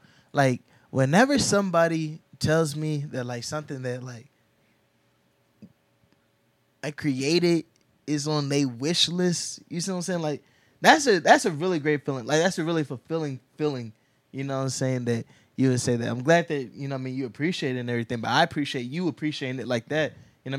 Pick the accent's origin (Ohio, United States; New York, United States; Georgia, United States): Ohio, United States; Columbus; I'm from the South Side.